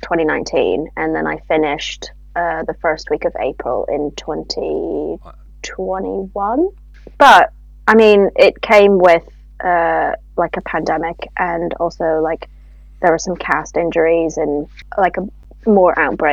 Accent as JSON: {"language": "English", "country": "Canada", "moved": "as an adult", "lives_now": "United Kingdom", "said": "I am originally from Canada and have lived in the UK for the past 9.5 years."}